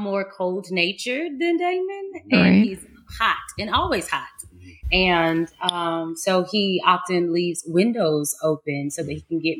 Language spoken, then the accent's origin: English; Dallas, Texas, United States; I'm from Dallas, Texas